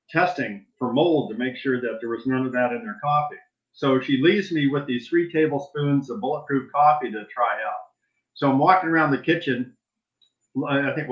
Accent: Saudi Arabia; now in United States; And also growing up in Saudi Arabia, really a third world country back

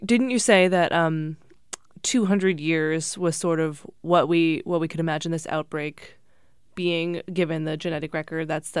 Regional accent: New England, United States; we're from New England

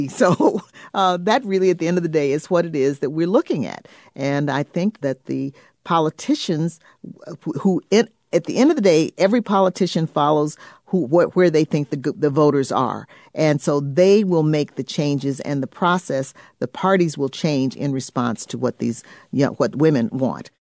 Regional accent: Illinois, United States; I come from Illinois

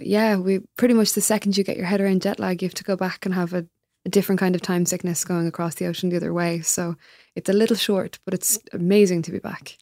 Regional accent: Ireland; moved away as an adult; also born or lived in United States; as an Irish immigrant

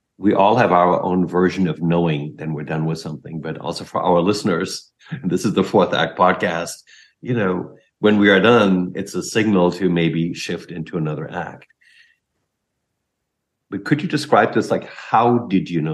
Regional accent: Germany; I'm German

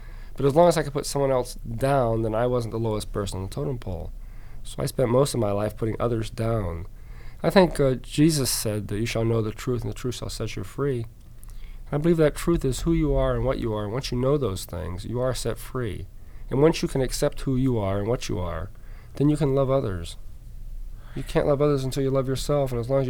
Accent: Alaska, United States; also born or lived in Georgia; So I tell people that I was born in Georgia, raised in Alaska, joined the Air Force in England. I'm a resident of Florida, live in Virginia, and visiting Chicago today.

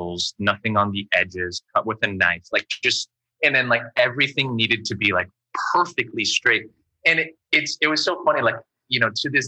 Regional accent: Windsor, Ontario, Canada; moved away; also born or lived in United States / San Francisco / New York; I grew up in Windsor and there was a really big sort of Chinese, Vietnamese, Japanese community there

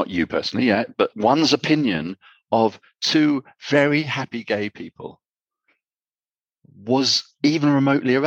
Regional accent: United Kingdom; now in Armenia; I'm from Britain

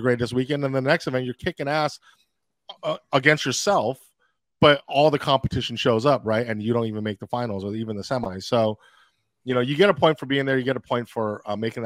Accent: California, United States; I'm from California

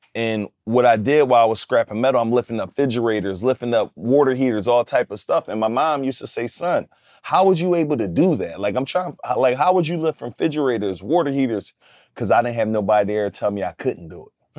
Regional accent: Philadelphia, Pennsylvania, United States; I'm from West Philly.

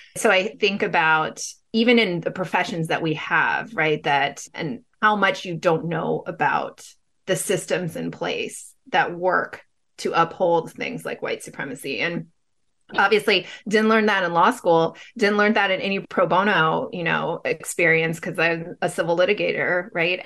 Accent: Pasadena, California, United States; now in Bay Area, United States; growing up, right, in Pasadena

